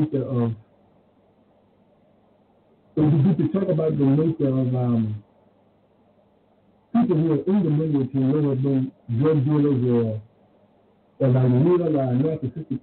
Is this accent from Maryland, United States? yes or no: yes; Maryland, United States; I'm from Maryland